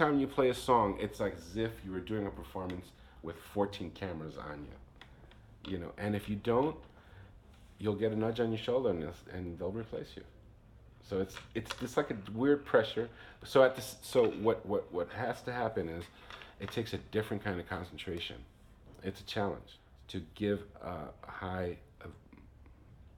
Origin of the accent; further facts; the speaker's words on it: New York City, New York, United States; growing up in New York helps you have a network of diversity, you know. So I grew up with a bunch of different musicians